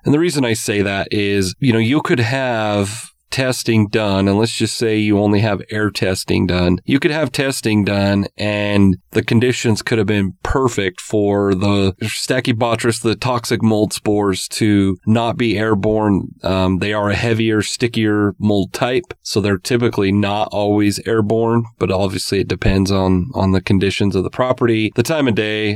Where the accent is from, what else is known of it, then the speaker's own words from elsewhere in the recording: Utah, United States; growing up in Utah